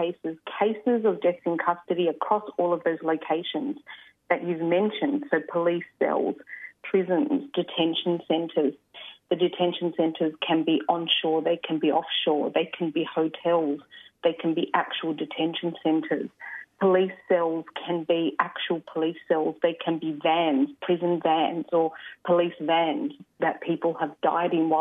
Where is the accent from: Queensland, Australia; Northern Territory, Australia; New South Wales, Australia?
New South Wales, Australia; Sydney; also born or lived in Adelaide, South Australia; I was born and raised on Gadigal land. I lived on Kaurna country, Adelaide, for 10 years